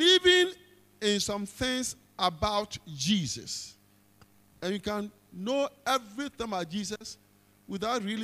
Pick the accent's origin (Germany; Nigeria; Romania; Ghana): Ghana; as a Ghanaian